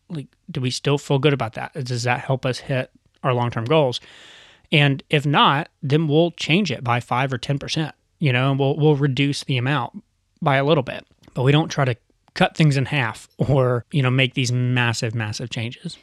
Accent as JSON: {"language": "English", "country": "United States", "tie": "born or raised there", "said": "growing up in America"}